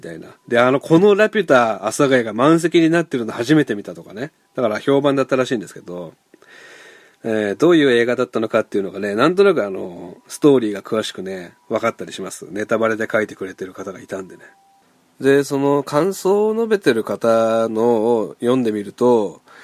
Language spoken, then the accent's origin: Japanese; Hiroshima, Japan; 僕、広島出身なんですけど